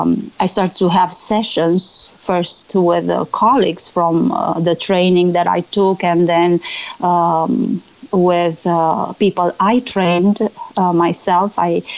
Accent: Romania; when I published my book in Romania, I'm from Romania, my best friend from college reminded me

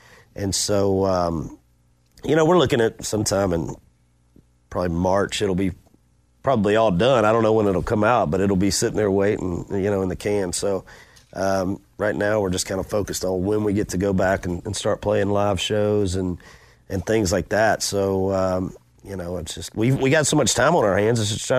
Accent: Macon, Georgia, United States; He came to Macon, my hometown, and played for the Macon Braves for a while in the minor leagues

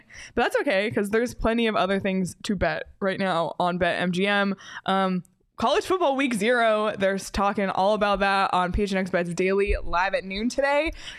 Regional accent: Toronto, Ontario, Canada; I love it. I'm from Toronto.

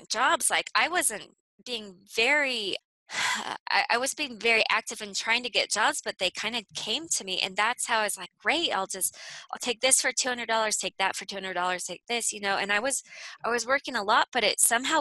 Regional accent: California, United States; moved away as an adult; also born or lived in Copenhagen, Denmark; I'm from California

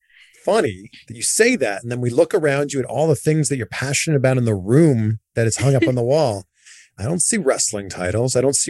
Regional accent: Canada; now in California, United States; I'm from Canada.

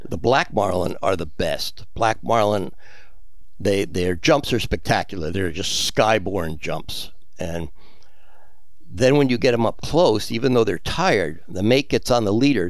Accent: United States; moved away as an adult; also born or lived in Pensacola, Florida / Key West, Florida; now in South Florida, United States; I was from New Jersey, New York, and then I was in Pensacola for two years

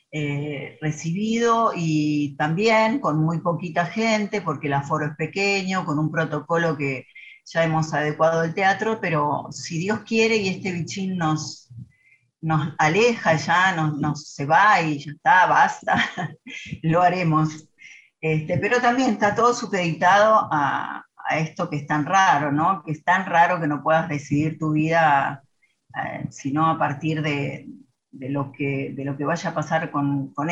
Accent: Monterrey, Nuevo León, Mexico; Divierto mucho conmigo. Soy regia, ¿eh?

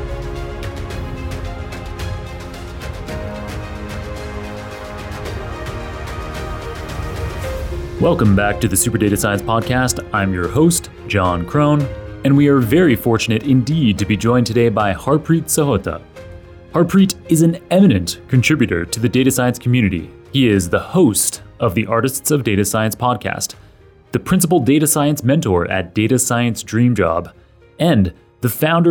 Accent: Toronto, Ontario, Canada; I'm Canadian. I grew up in Toronto

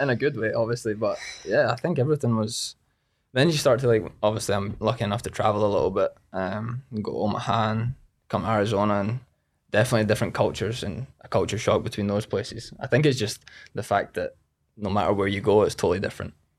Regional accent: Scotland, United Kingdom; moved away as an adult; now in United States; I was from Scotland.

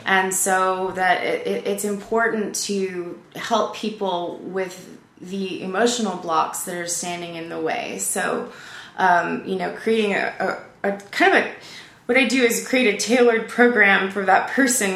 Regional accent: Louisiana, United States; moved away as an adult; also born or lived in California; I was from Louisiana

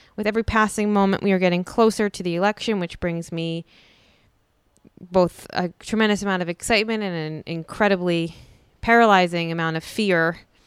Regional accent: Philadelphia, Pennsylvania, United States; moved away; I grew up in Philadelphia

